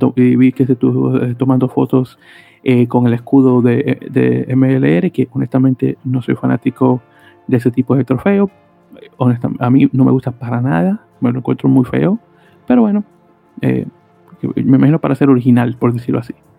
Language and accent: Spanish; New York, United States; como neoyorquino que soy